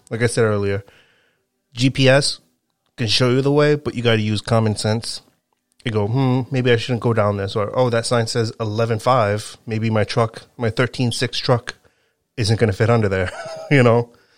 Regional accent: Rhode Island, United States; also born or lived in Connecticut; I live in Rhode Island. I've lived in Rhode Island my whole life.

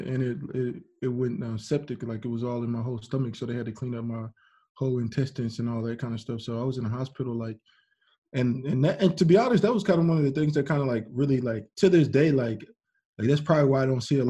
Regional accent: San Diego, California, United States; It was an apartment, because like in where I grew up in California, in San Diego, like they had like all these little stone things for drive-bys

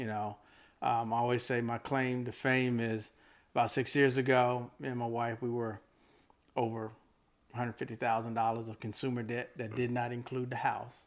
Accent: Fayetteville, North Carolina, United States; moved away as an adult; now in Raleigh, United States; I'm originally from Fayetteville

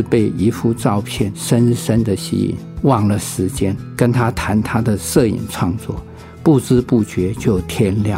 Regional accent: Taiwan; 我们台湾人

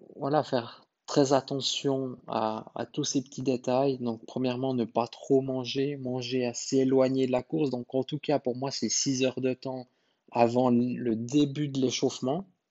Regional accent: Switzerland; chez nous en Suisse

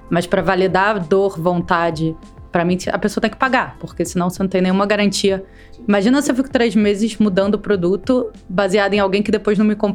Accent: Rio de Janeiro, Brazil; now in São Paulo, Brazil; sou carioca em São Paulo

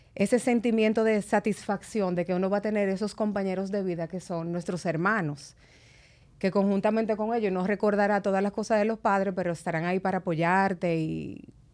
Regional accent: Santo Domingo, Dominican Republic; also born or lived in Constanza; nosotros nos criamos todos ahí en San Jerónimo

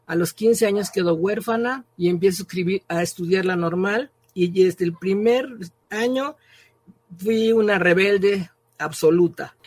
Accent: Mexico; Nací en 1939 en México.

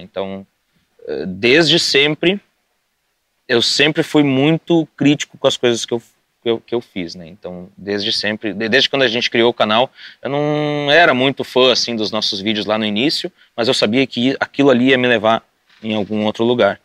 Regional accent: Sapiranga, Rio Grande do Sul, Brazil; moved away as an adult; eu cresci em Sapiranga

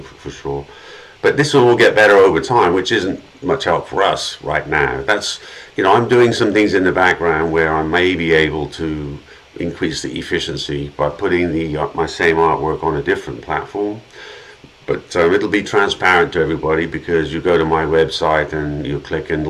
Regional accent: England, United Kingdom; moved away; I grew up in England

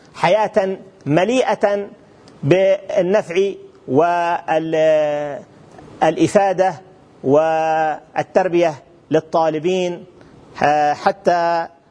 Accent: Hadramawt, Yemen; في بلدنا حضرموت اليمن الحبيب

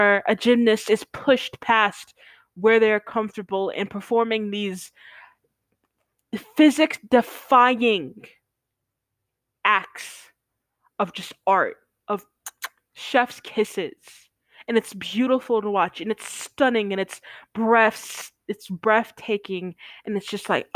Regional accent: United States; We're United Statesmen.

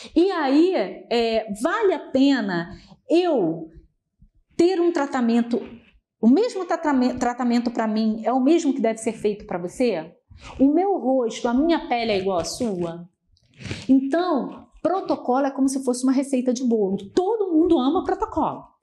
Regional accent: Rio de Janeiro, Brazil; eu sou do Rio

